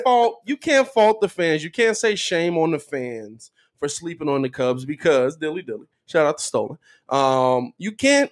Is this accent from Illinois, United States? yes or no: yes; Chicago, Illinois, United States; I'm from Chicago